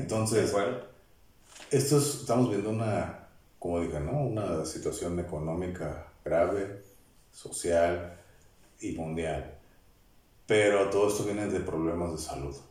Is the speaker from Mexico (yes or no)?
yes; Mexico; somos mexicanos, pertenecemos